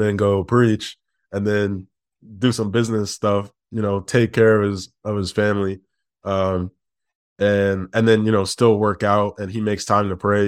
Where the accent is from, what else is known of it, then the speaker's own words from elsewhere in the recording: Detroit, Michigan, United States; also born or lived in Midwest; now in Chicago, United States; I was born in Detroit and we now live in Chicago. We've spent most of our lives, like, in the Midwest